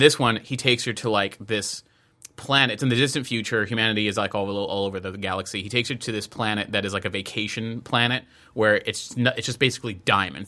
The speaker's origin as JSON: {"language": "English", "country": "United States", "said": "I'm American"}